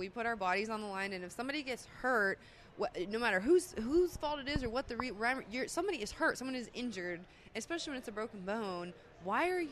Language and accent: English; Pennsylvania, United States; I'm from Pennsylvania